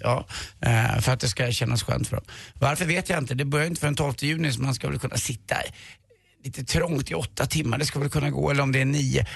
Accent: Karlavägen, Stockholm County, Sweden; där stod jag i köket hemma på Karlavägen

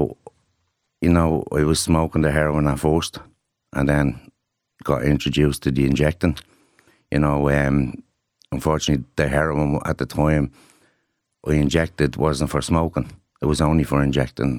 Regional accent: Dublin, Leinster, Ireland; it was just the community I was from. I'm from Ballymun

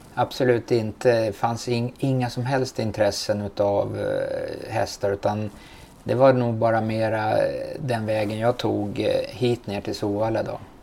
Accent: Stockholm, Stockholm County, Sweden; jag är uppfödd i Bromsten

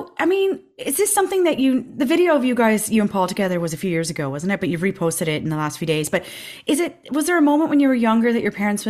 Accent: Ireland; being Irish

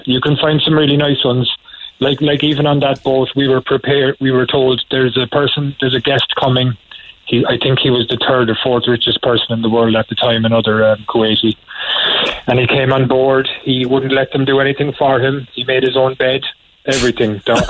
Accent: Douglas, Munster, Ireland; I'm from Douglas, Donnybrook.

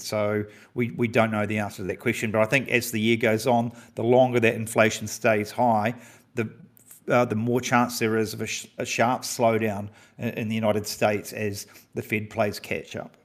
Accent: New Zealand; as a Kiwi

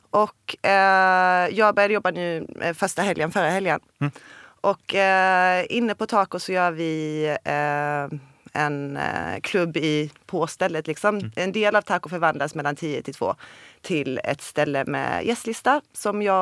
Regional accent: Olofström, Blekinge, Sweden; som jag kommer från Blekinge och Olofström?

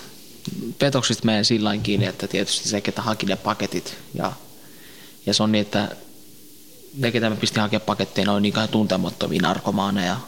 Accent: Tampere, Pirkanmaa, Finland; also born or lived in Helsinki; mä oon syntynyt Suomessa

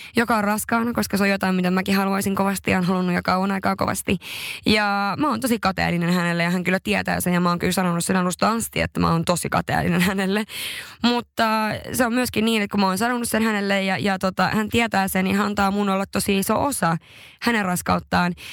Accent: northern Finland, Finland; mä oon pohjoisesta kotoisin, se on jotain, mistä mä oon tosi ylpeä

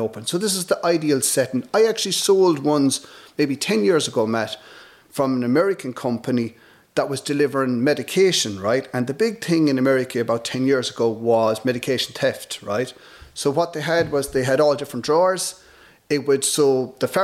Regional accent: North Galway, Connacht, Ireland; I'm from North Galway.

